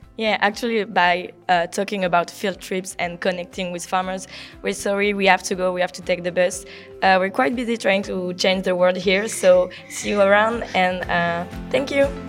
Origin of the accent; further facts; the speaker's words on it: France; from France